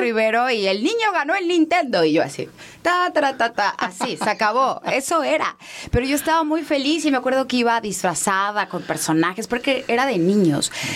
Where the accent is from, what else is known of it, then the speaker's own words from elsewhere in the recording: Mérida, Yucatán, Mexico; also born or lived in Mexico City; now in Mérida, Mexico; Yo crecí en Mérida